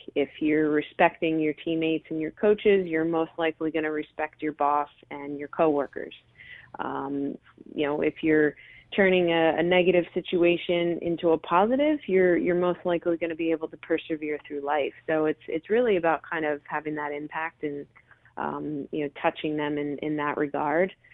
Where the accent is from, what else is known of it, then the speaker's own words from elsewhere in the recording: Delran, New Jersey, United States; grew up in, in Delran, New Jersey, uh, which is a you know small town